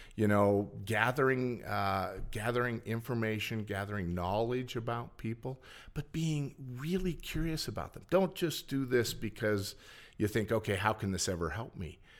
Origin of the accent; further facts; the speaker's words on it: Helena, Montana, United States; I was born, raised in Helena